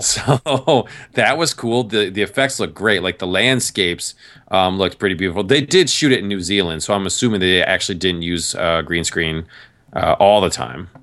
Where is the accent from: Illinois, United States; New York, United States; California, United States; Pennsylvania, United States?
New York, United States; moved away as an adult; also born or lived in Massachusetts / Virginia; I grew up in New York